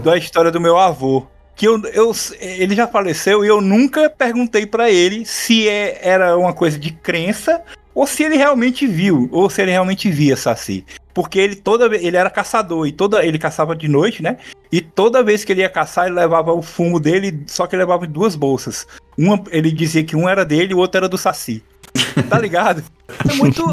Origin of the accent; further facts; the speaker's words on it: Ceará, Brazil; eu, na minha infância, aqui no Ceará, nos anos 80